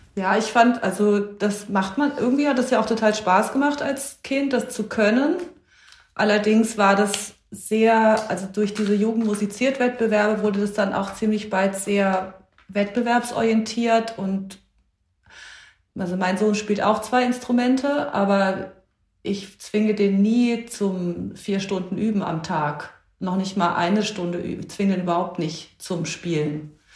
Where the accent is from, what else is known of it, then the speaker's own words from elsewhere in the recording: Darmstadt, Hesse, Germany; habe das bis zum Abitur auch dort gemacht, also an der Akademie für Tonkunst in Darmstadt, parallel zum Gymnasium